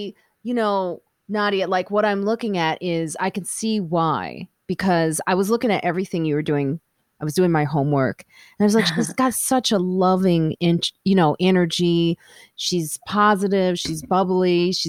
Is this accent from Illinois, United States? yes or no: yes; Chicago, Illinois, United States; moved away as an adult; now in New York, United States; I forget because I'm from Chicago. So I'm still learning.